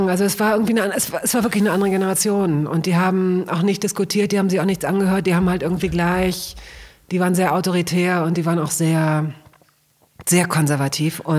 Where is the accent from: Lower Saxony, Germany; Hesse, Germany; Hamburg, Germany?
Lower Saxony, Germany; Hanover; ich komme aus Hannover und da gab es äh, so, da gab es eine ganz lebendige und sehr kreative Punk-Szene.